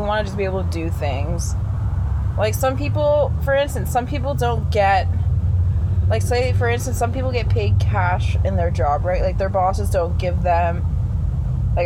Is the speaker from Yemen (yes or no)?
no; Canada